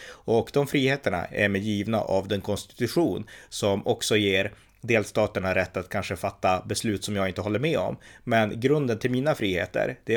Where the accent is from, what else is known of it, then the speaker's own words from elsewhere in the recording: United States; Jag är amerikan och även jag som liberal amerikan kan vara stolt över det.